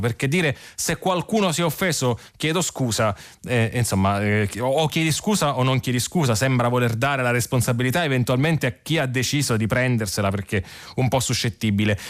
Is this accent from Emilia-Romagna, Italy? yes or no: no; Sicily, Italy; moved away as an adult; io sono nato e cresciuto in Sicilia